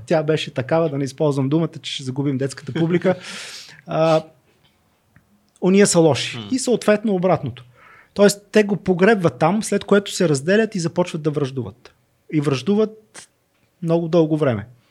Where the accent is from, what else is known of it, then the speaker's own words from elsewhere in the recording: Northwestern Bulgaria, Bulgaria; Аз все пак съм роден в Северо-Западна България